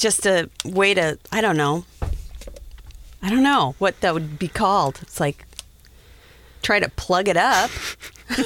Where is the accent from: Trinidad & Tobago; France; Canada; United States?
United States; Wyoming; Dude, I'm from Wyoming.